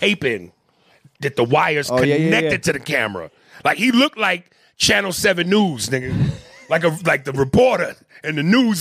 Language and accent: English; New York City, New York, United States; living in the city and growing up in Manhattan